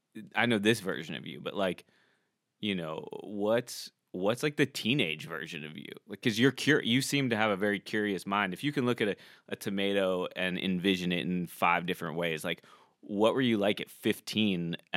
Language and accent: English; Florida, United States; moved away; my hometown.